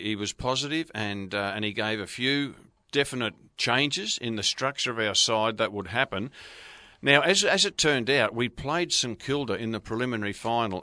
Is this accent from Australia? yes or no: yes; Brunswick, Victoria, Australia; moved away; I grew up in Brunswick